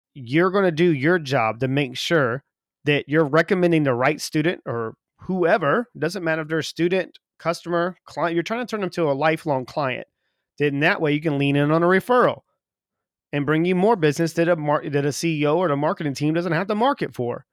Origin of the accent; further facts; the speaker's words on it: South Carolina, United States; moved away as an adult; also born or lived in Texas; now in England; I'm from the South, you know, so in South Carolina